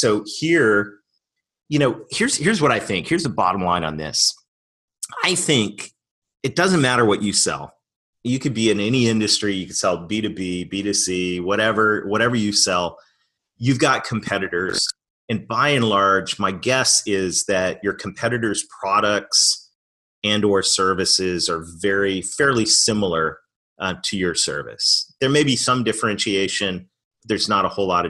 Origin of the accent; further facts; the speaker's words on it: Canada; moved away; I'm Canadian